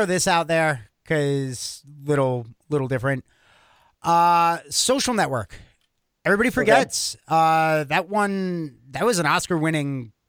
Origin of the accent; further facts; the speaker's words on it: New York, United States; Howard Stern was obviously huge growing up in New York.